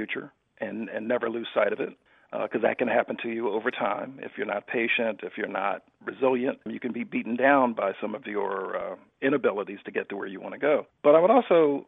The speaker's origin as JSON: {"language": "English", "town": "Philadelphia", "region": "Pennsylvania", "country": "United States", "tie": "born or raised there", "said": "I grew up in Philadelphia"}